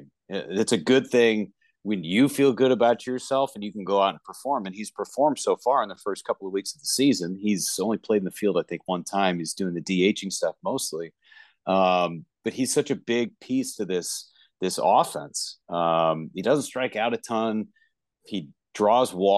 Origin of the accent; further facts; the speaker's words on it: Northern California, United States; I grew up in Northern California, a Giants fan